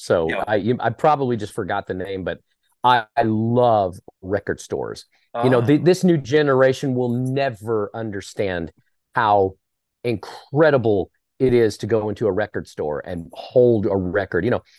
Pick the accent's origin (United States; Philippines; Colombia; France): United States; Dallas, Texas; also born or lived in Corsicana; Born and raised in the Dallas area. And, you know, we moved a lot. So everybody's like, oh, what part of Dallas? I'm like, yeah, okay, Richardson, Garland, Arlington, Rockwall. We lived in Corsicana. We moved to Corsicana when I was 14